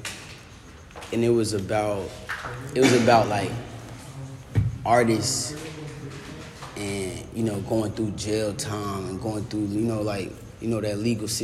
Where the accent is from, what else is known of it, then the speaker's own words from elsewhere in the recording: Indianapolis, Indiana, United States; now in Florida, United States; I've been down here for a little while. But originally, I'm from Indianapolis, Indiana